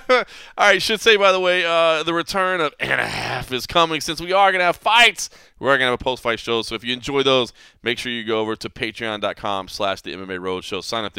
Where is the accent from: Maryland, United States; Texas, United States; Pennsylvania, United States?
Texas, United States; Dallas; now in Las Vegas, United States; I mean, Vegas is where I live now, and it is my hometown now at this point. But I was born and raised in Dallas, and my family's still there